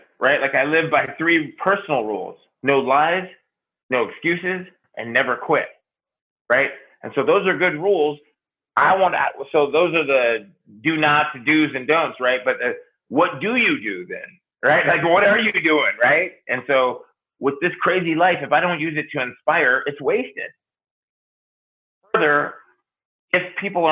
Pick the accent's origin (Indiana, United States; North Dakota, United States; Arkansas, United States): North Dakota, United States; Grand Forks; I'm from North Dakota, first of all, Grand Forks, North Dakota, where it's flat, flat, below flat